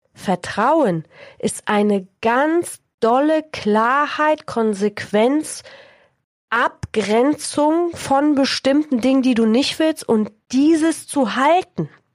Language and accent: German; Poland; moved away; Ich bin 1976 in Polen geboren, in der Zeit der Diktatur und des Kommunismus